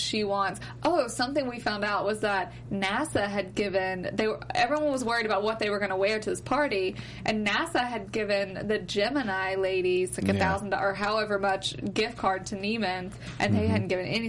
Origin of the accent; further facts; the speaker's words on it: Mobile, Alabama, United States; so I'm from Mobile, Alabama. We have a junior league.